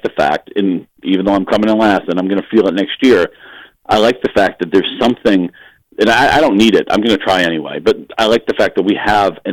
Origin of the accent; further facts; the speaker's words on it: Chelmsford, Massachusetts, United States; moved away; Chelmsford, Massachusetts is where we all grew up. No, none of us are there now